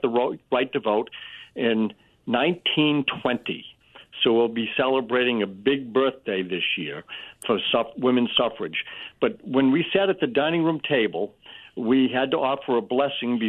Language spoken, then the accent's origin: English; Holbrook, United States; we loved growing up in Holbrook